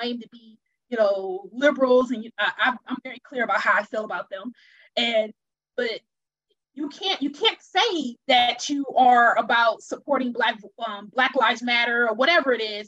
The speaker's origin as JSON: {"language": "English", "region": "Wisconsin", "country": "United States", "said": "I'm originally from Wisconsin"}